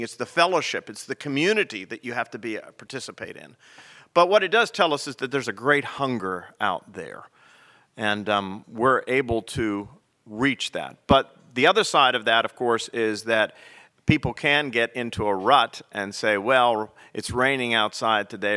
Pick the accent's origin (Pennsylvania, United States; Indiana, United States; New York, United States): Pennsylvania, United States; now in South Carolina, United States; Pennsylvania, my home state